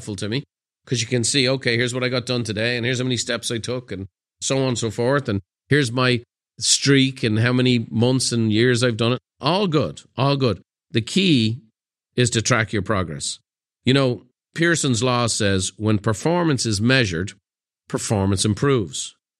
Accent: Dublin, Leinster, Ireland; It's September 24th and I'm sitting in the kitchen of the home I grew up in Dublin.

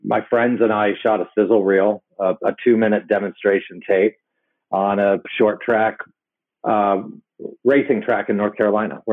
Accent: Hong Kong; I grew up in Hong Kong

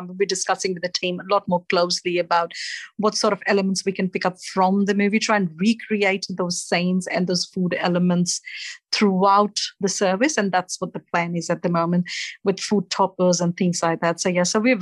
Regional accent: India; moved away as an adult; now in Australia; The root is back in India, in my hometown

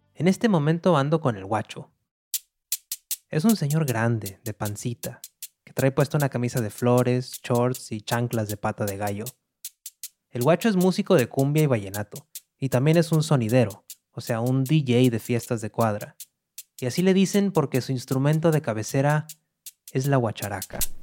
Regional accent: Monterrey, Nuevo León, Mexico; moved away as an adult; now in New York, United States; Nací en Monterrey, al noreste de México

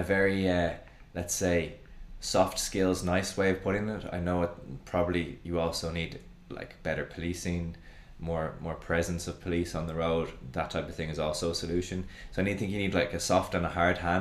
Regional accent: Dublin, Leinster, Ireland; growing up in Dublin

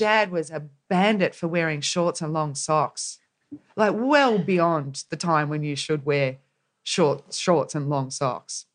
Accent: Corryong, Victoria, Australia; I grew up in a town called Correon, which is at the start of the Murray River, essentially, in Victoria, right at the base of the Snowy Mountains.

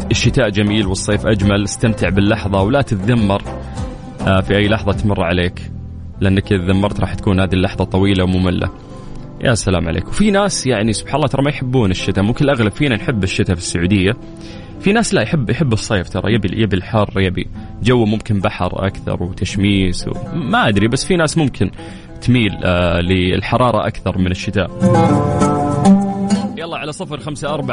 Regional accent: Saudi Arabia; الهدى من أجمل المناطق اللي عندنا في المملكة العربية السعودية

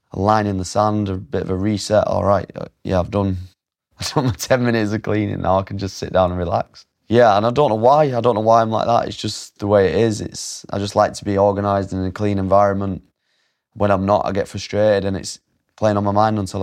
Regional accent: Oldham, North West England, United Kingdom; born or raised there

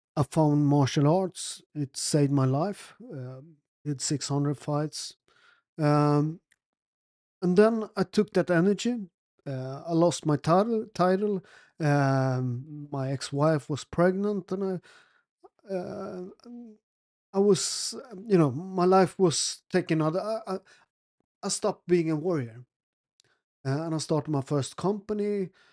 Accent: Naples, Campania, Italy; also born or lived in Sweden; I'm from Naples

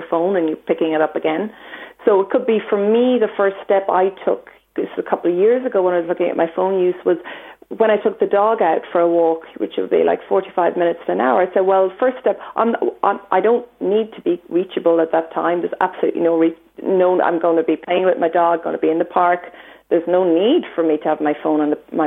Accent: Ireland; being Irish

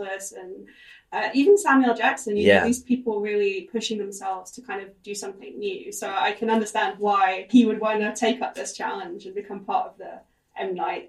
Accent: United Kingdom; as a British person

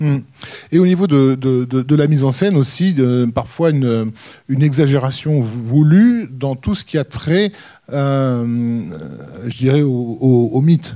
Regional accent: France; chez nous en France

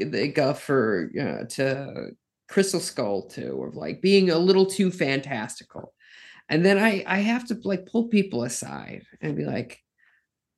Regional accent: South Dakota, United States; now in New York, United States; I'm from South Dakota

